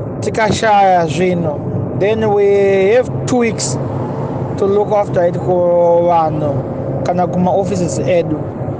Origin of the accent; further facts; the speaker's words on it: Murewa, Mashonaland East, Zimbabwe; also born or lived in Mutare, Zimbabwe; now in Bindura, Zimbabwe; I was born in Mutare, grown up in Murewa, but now I'm based in Bindura, Maninga.